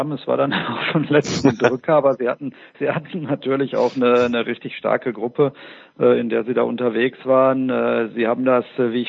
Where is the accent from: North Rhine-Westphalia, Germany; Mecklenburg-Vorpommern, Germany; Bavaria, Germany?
North Rhine-Westphalia, Germany; Dortmund; fällt mir als Dortmunder immer so ein bisschen äh, äh schwer zu sagen.